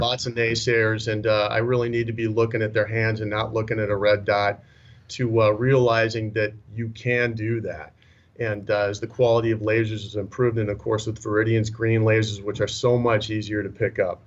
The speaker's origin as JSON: {"language": "English", "region": "Minnesota", "country": "United States", "tie": "born or raised there", "also_born_or_lived": "Las Vegas, Nevada", "moved": "yes", "said": "born and raised in Minnesota originally."}